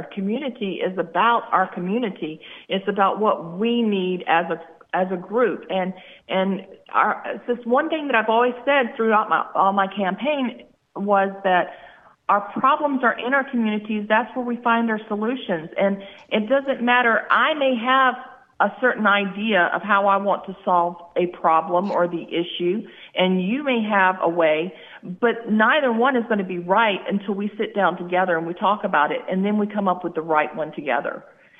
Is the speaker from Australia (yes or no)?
no; United States; Being an American I've loved the fact that I got to serve my country in the Army.